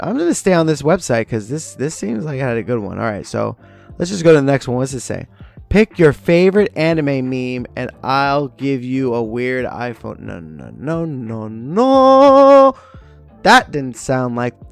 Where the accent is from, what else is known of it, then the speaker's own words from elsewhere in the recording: United States; me being American